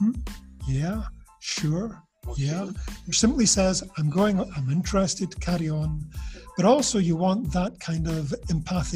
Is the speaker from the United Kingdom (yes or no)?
yes; Scotland, United Kingdom; Scottish people, for example, we have a reputation of being quite cold because we're British